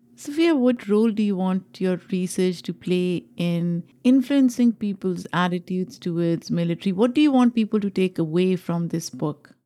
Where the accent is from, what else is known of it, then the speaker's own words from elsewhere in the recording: Pakistan; now in United States; I grew up in Pakistan